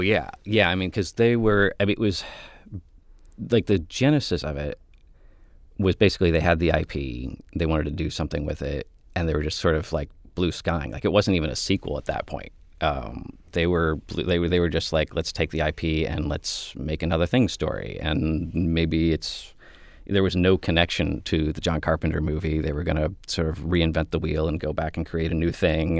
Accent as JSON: {"language": "English", "town": "Mansfield", "region": "Ohio", "country": "United States", "tie": "born or raised there", "moved": "yes", "said": "I was from Mansfield. I had just graduated from film school"}